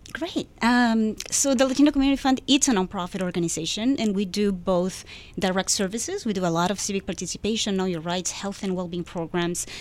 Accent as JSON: {"language": "English", "country": "Peru", "second_language": "English", "moved": "yes", "lives_now": "United States", "said": "I come from Peru"}